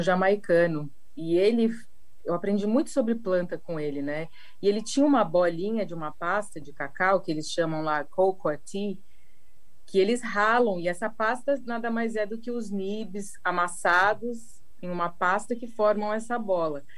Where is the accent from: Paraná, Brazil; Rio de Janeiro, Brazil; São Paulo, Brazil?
São Paulo, Brazil; now in Paraty, Brazil; eu sou de São Paulo e hoje em dia eu moro aqui em Paraty